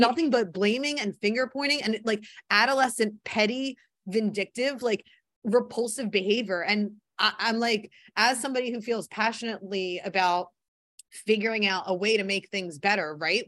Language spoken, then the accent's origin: English; Philadelphia, Pennsylvania, United States; growing up in Philly.